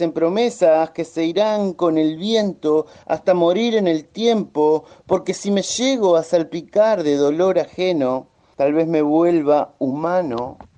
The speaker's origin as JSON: {"language": "Spanish", "town": "Chivilcoy", "region": "Buenos Aires Province", "country": "Argentina", "said": "soy de Chivilcoy"}